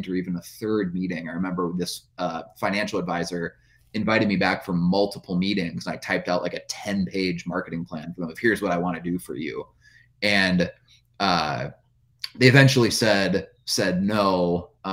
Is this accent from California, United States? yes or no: no; central Minnesota, United States; I went door to door to small businesses in my hometown. It was a small town in central Minnesota, right in the middle of the state